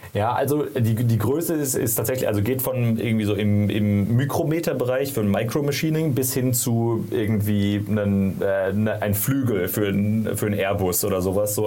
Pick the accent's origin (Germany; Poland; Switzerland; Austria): Germany; Karlsruhe, Baden-Württemberg; moved away as an adult; also born or lived in San Francisco